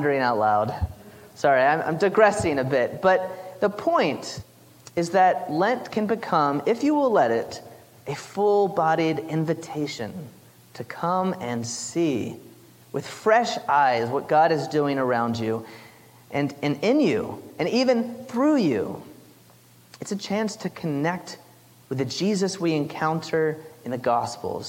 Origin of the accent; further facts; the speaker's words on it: South Carolina, United States; my hometown in South Carolina